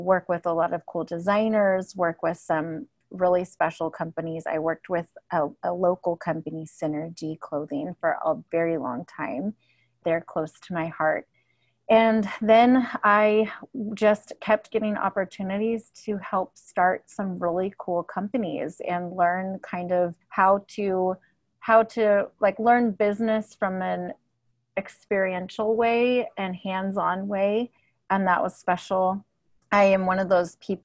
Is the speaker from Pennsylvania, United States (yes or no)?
no; Santa Cruz, California, United States; I grew up here in Santa Cruz